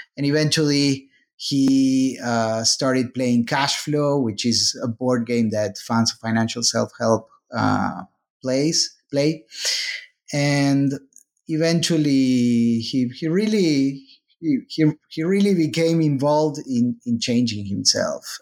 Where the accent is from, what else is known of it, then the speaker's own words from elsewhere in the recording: Argentina; moved away as an adult; now in United States; I am originally from Argentina. Then I moved, uh, to the U S, uh, for graduate school